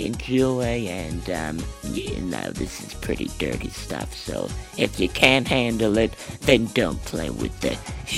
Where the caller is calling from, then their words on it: Chicago, Illinois, United States; I'm calling from Chicago.